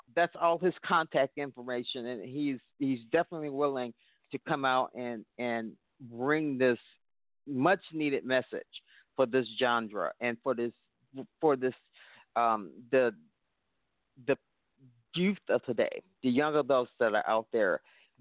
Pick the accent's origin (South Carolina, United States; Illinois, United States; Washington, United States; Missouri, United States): Illinois, United States; Chicago; I am from Chicago, the birthplace of house music, they call it